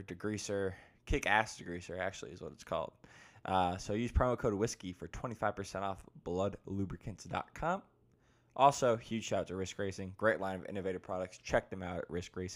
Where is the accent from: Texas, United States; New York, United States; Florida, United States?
Florida, United States; now in North Carolina, United States; I'm originally from Florida. I'm living in North Carolina now